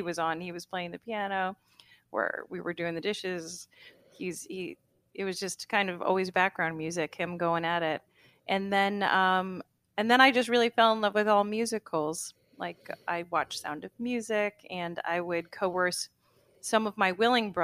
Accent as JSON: {"language": "English", "town": "Huntington", "region": "New York", "country": "United States", "tie": "born or raised there", "said": "I'm from Huntington, so I grew up going to Walt Whitman High School"}